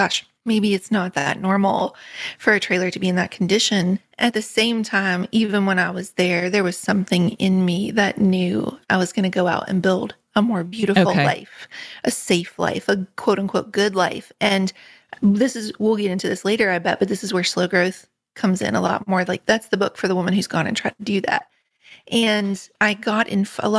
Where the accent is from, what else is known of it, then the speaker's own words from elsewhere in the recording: Richwood, West Virginia, United States; moved away as an adult; also born or lived in England; I grew up in Richwood in Nicholas County